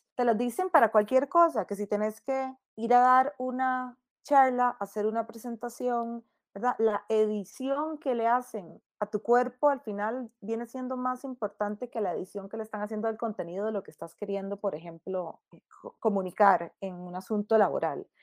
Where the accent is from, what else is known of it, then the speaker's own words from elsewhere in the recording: Costa Rica; En Costa Rica nosotras que somos hijos predilectos de la Virgen de los Ángeles